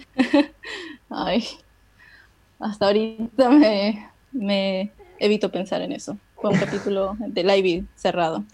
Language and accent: Spanish; Peru; also born or lived in China; soy de Perú.